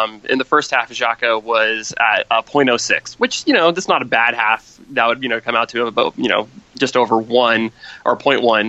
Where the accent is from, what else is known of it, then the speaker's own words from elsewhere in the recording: United States; I'm an American